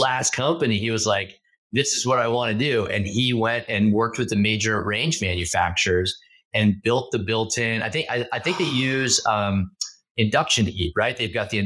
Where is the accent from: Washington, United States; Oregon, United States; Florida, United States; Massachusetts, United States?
Oregon, United States; Southern; now in Bay Area, United States; growing up in Southern Oregon. I grew up in a really small rural town